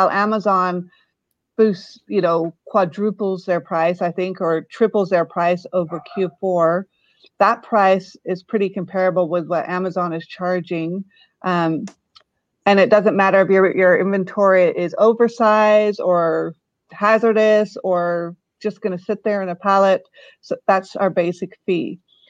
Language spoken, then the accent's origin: English; Maryborough, Queensland, Australia; now in United States; we came from Australia right over near Maryborough, Queensland, and landed right in the middle of Central Oregon.